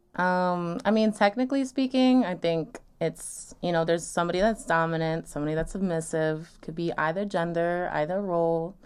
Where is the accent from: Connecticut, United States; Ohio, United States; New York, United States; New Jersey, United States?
New York, United States; Long Island; I'm twenty-two, from Long Island